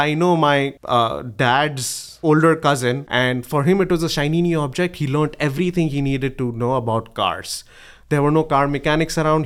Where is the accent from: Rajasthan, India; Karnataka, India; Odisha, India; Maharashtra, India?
Maharashtra, India; Mumbai; moved away as an adult; I was born in Bombay, in, in India. It's, uh, it's now called Mumbai. And, uh, I did my engineering there.